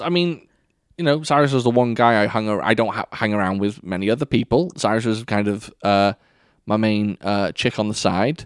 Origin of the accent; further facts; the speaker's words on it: United Kingdom; I can't say you all. I'm British.